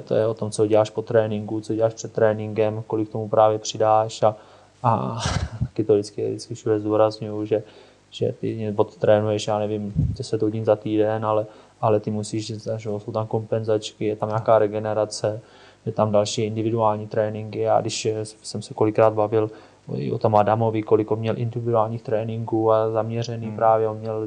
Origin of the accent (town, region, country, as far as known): Czechia